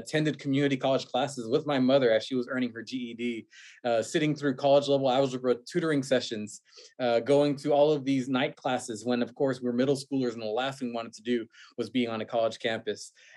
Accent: Houston, Texas, United States; now in Austin, United States; Born and raised in Houston, the son of immigrants who immigrated from Mexico when they were younger at different times.

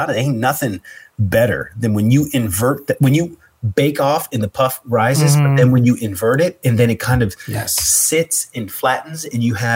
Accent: United States; I'm American, and I'm Christian background

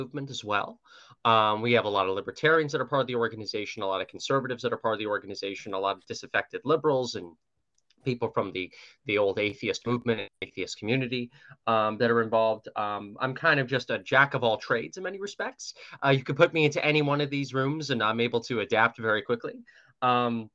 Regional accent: New York, United States; my home state of New York, which, New York City's pretty blue, but I live in a red congressional district

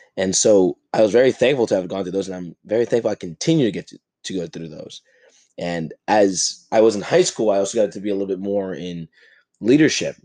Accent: New Jersey, United States; I grew up in New Jersey, in this fast paced lifestyle

